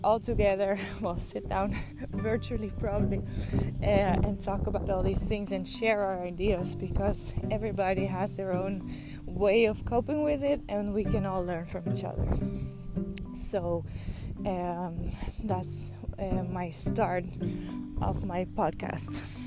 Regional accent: Netherlands; moved away; I am from the Netherlands, but I don't live in the Netherlands anymore.

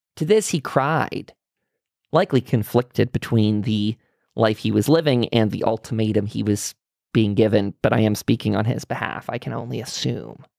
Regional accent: United States; being an American

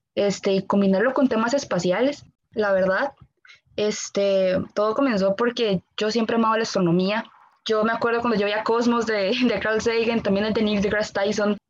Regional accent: Costa Rica; como ticos

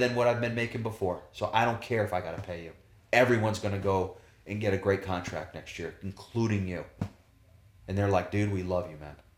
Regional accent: United States; as an American player

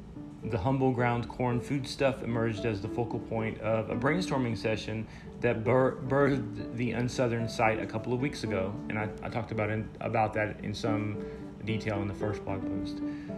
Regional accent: the South, United States; environmental influences that I've experienced being a Southerner. So that's what I mean by not being of the South. I don't fully claim it. I have to admit that I'm from here, and part of the dynamic of this blog is to get me to a realization, to a reconciliation of how I feel about my Southern heritage.

